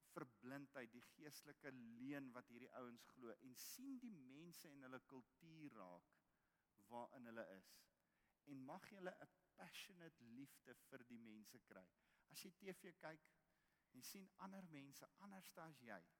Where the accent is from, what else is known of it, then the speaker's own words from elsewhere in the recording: South Africa; ons roep Afrikaner Ons is die enigste nasie in Afrika wat Afrika geroep word